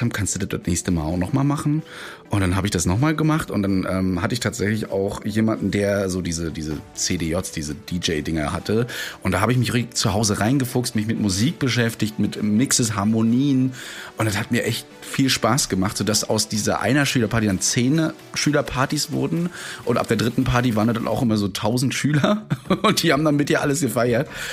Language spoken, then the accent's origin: German; Rostock, Mecklenburg-Vorpommern, Germany; während meines Abiturs schon im Profibereich gemacht, also wirklich für Shows, für so Markus Maria Profitlich und so weiter, die in alle uns bei uns in Rostock waren